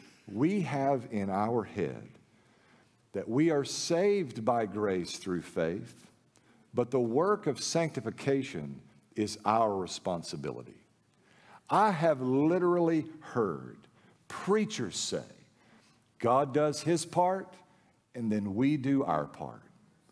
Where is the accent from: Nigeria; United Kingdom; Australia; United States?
United States; the South; Yeah, but I grew up in the Bible Belt South, Baptist Haven.